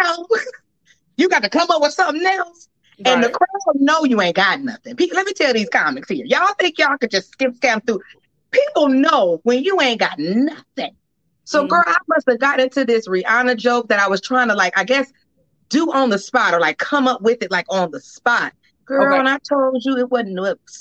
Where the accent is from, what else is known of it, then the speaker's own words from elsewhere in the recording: Inglewood, California, United States; moved away; also born or lived in Georgia; I was born in Georgia. I'm a Georgia peach, but I grew up in Los Angeles